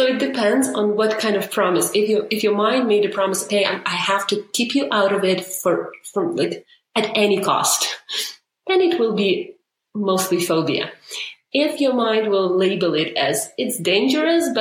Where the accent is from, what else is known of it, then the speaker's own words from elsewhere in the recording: Ukraine; moved away as an adult; now in Canada; I grew up in Ukraine, moved to Canada 7 years ago